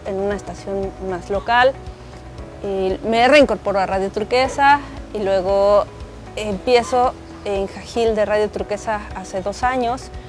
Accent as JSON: {"language": "Spanish", "region": "Mexico City", "country": "Mexico", "moved": "as an adult", "lives_now": "Quintana Roo, Mexico", "said": "soy originaria de la Ciudad de México, pero desde hace casi quince años vivo en Quintana Roo"}